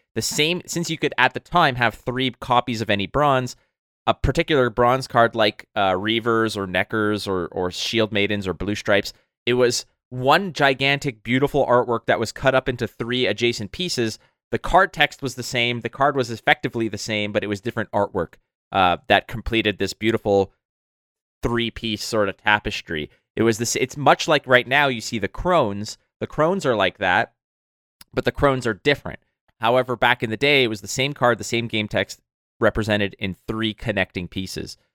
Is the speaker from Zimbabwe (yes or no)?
no; Montreal, Quebec, Canada; now in Toronto, Canada; back when I was living in Montreal, my hometown